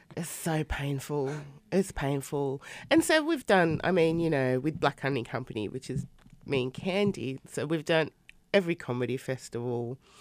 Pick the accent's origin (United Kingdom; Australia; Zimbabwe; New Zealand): Australia; living in Australia and growing up in Australia